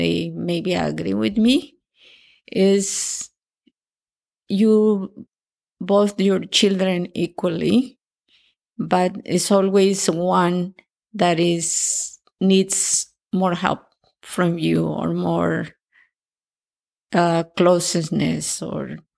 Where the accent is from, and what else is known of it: Acapulco, Guerrero, Mexico; born or raised there; English is a second language; moved away as an adult; now in Canada